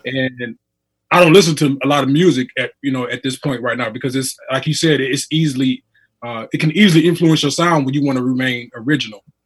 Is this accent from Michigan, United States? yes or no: yes; Muskegon, Michigan, United States; I'm from Muskegon, Michigan.